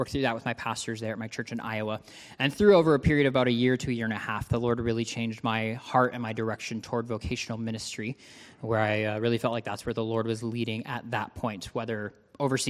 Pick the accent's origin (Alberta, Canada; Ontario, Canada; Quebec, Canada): Ontario, Canada; I actually grew up in Ontario, Canada